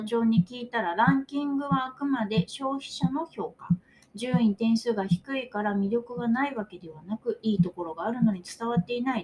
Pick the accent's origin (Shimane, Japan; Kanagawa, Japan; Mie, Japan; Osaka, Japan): Mie, Japan; 私はミエ出身だから、 ミエが大好きですよ